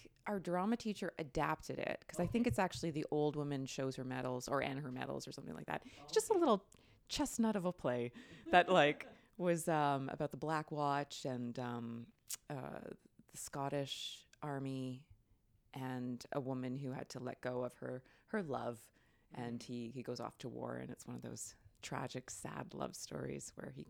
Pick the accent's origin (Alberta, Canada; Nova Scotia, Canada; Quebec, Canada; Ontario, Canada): Ontario, Canada; Newmarket; because I grew up in Newmarket, just north of Toronto.